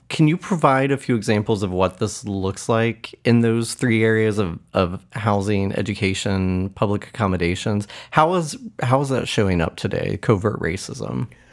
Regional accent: Muncie, Indiana, United States; The three stories you'll hear are all from my hometown of Muncie, Indiana

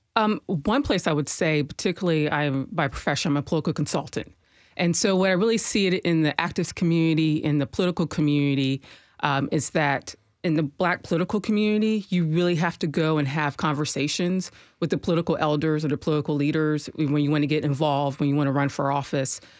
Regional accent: Harrisburg, Pennsylvania, United States; moved away as an adult; now in Nashville, United States; I came from Harrisburg, Pennsylvania. That's my hometown

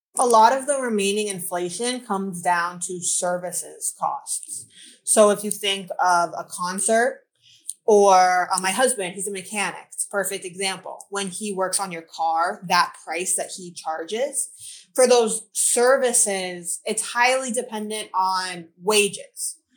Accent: Florida, United States; now in Charlotte, United States; I was born and raised in Florida. I now live in Charlotte, North Carolina.

